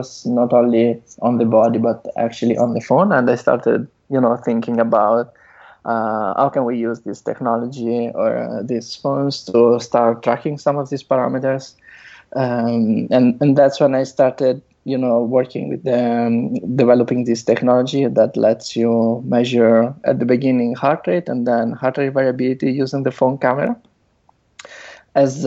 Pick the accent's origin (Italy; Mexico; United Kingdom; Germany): Italy; moved away as an adult; also born or lived in Netherlands; now in San Francisco, United States; I'm originally from Italy, where I did my bachelor and master's. Then I moved to the Netherlands